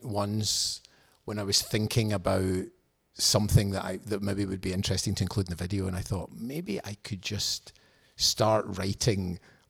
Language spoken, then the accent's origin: English; Scotland, United Kingdom; But also, I think perhaps being Scottish, certain aspects of sincerity are better done by people who are, I don't know, native Californian, native San Diego, native wherever.